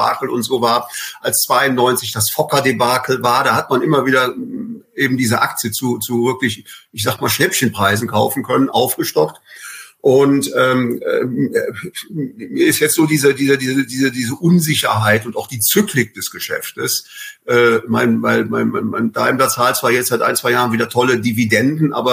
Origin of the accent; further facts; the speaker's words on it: Bonn, North Rhine-Westphalia, Germany; Also ich bin äh, äh gebürtiger Bonner, bin also in, in Bonn, der ehemaligen äh, Hauptstadt, äh, äh, geboren worden, bin dort zur Schule gegangen